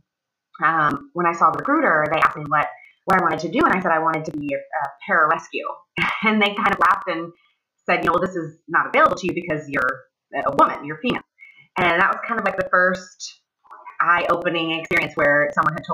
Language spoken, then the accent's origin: English; Ohio, United States; moved away as an adult; I am originally from Ohio. I grew up in a relatively small town, and I lived there until I joined the military when I was 18